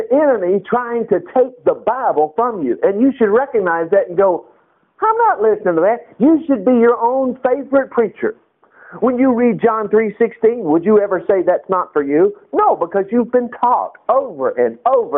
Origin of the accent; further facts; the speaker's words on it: United States; an American